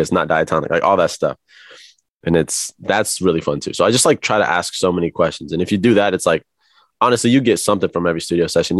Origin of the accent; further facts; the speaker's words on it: Kansas City, Missouri, United States; moved away as an adult; now in Los Angeles, United States; I was born in Kansas City, Missouri